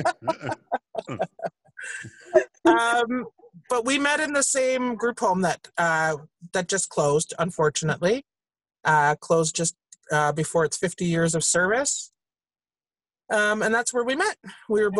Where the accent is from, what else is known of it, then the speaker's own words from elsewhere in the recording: Toronto, Ontario, Canada; I hail from Jane and Shepherd